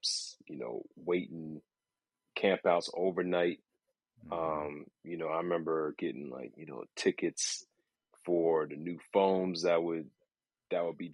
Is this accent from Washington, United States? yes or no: no; Northern Virginia, United States; moved away as an adult; now in New York City, United States; I'm born and raised in Northern Virginia